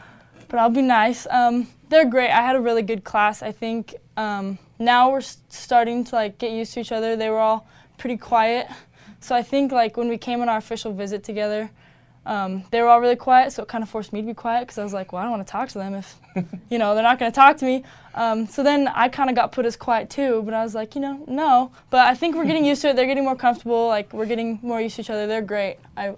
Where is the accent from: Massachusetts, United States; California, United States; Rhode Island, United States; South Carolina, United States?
California, United States; Growing up in Southern California, you know, you're by USC, UCLA, all the California schools